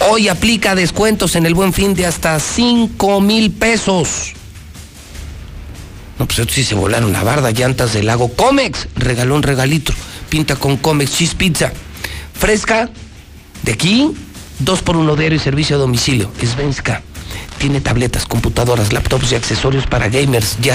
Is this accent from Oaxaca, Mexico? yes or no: no; Aguascalientes, Mexico